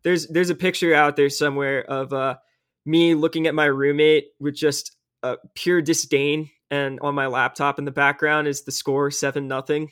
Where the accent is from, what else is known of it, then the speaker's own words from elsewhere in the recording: Tennessee, United States; now in Auburn, United States; my home state of Tennessee